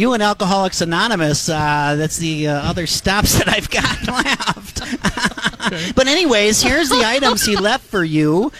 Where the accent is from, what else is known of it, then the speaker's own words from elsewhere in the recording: Indiana, United States; I'm from Indiana.